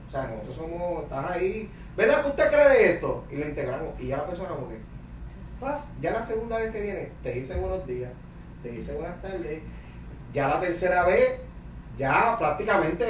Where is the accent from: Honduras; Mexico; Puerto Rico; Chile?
Puerto Rico; Cataño; also born or lived in Bayamón / Carolina; Me crié en Cataño vivía en Bayamón, me estudio en Cataño ah. y me mudo a Carolina